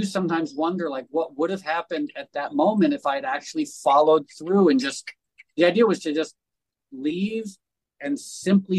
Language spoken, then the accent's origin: English; Darien, Connecticut, United States; I grew up in Darien, Connecticut, which is one of the most affluent places in the world.